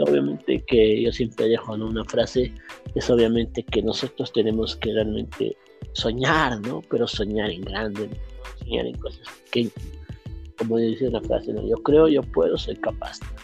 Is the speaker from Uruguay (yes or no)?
yes; Uruguay; now in Bolivia; yo soy de, de Uruguay, he nacido allá, pero estoy aquí en Bolivia bastante tiempo, ¿no? Bastantes años